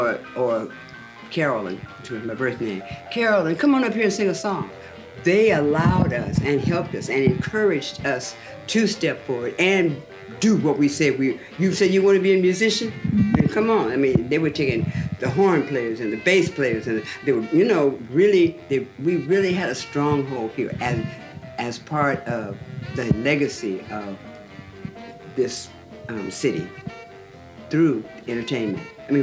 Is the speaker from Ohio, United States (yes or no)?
no; Seattle, Washington, United States; Well, I was born and raised right here in Seattle, mm-hmm. in the Yesler Terrace. I'm a project girl.